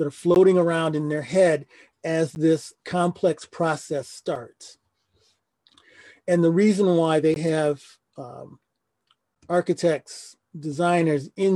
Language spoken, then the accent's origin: English; Detroit, Michigan, United States; I am a Detroiter, was born and raised in Detroit.